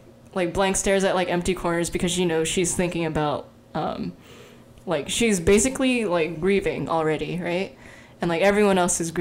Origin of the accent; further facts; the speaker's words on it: United States; we grew up in America